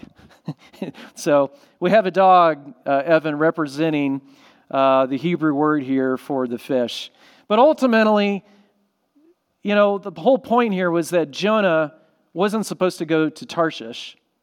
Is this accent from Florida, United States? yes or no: yes; Orlando, Florida, United States; I grew up in Florida by SeaWorld